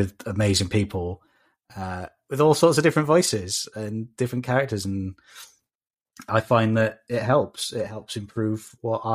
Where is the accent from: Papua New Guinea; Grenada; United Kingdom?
United Kingdom; South Wales; accent: South Wales; a South Wales accent, which is what you're hearing right now